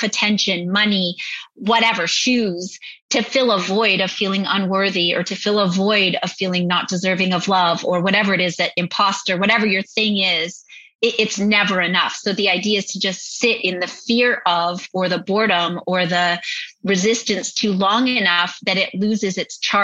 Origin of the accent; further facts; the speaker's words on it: Northern Ontario, Canada; I grew up in Northern Ontario